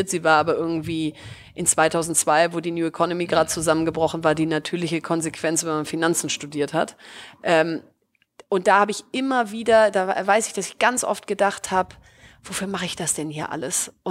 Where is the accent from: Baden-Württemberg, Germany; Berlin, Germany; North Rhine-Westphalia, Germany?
North Rhine-Westphalia, Germany; Bielefeld; ich komme aus Bielefeld, äh, was ja äh, irgendwie erstmal keine Stadt ist, wo alle irgendwie vor Glück Juhu schreien